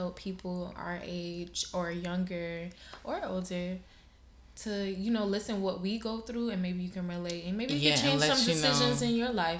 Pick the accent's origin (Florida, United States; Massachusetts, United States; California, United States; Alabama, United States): Florida, United States; Miami; I'm 23 years old, born and raised in Miami, Florida. I have a Bahamian descent. My father is Bahamian.